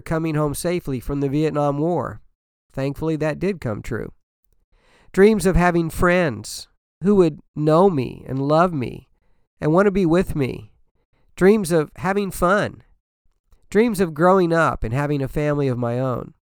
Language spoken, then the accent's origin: English; Danville, Illinois, United States; I grew up in Illinois, Danville, Illinois